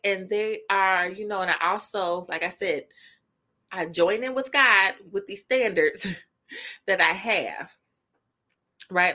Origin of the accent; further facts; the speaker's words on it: Indiana, United States; Indiana, of course, my, my home state